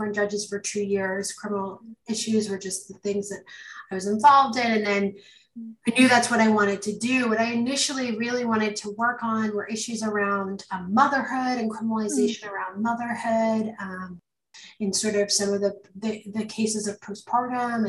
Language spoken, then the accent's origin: English; Canada; moved away; I'm Canadian.